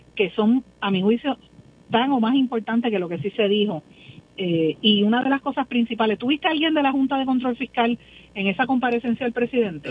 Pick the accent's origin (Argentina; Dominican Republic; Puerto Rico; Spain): Puerto Rico; Guaynabo; en mi pueblo de Guainabo